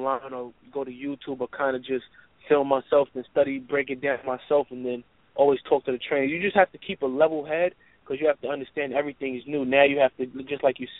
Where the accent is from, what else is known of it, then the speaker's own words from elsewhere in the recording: New York, United States; I'm from New York